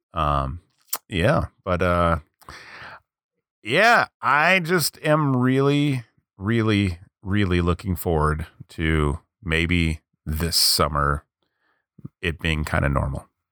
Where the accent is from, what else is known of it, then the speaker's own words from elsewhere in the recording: United States; I'm American.